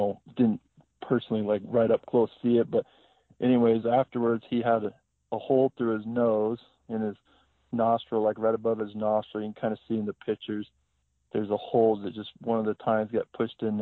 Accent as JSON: {"language": "English", "region": "Idaho", "country": "United States", "tie": "born or raised there", "also_born_or_lived": "New Mexico", "moved": "as an adult", "lives_now": "Helena, United States", "said": "I grew up in Idaho"}